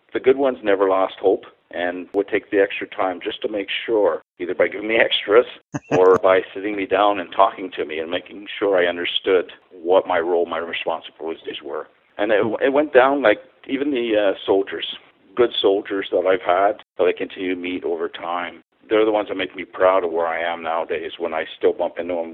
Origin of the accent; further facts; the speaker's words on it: Ottawa, Ontario, Canada; also born or lived in Montreal; I was born in Montreal and I moved to Ottawa, and I was raised in Ottawa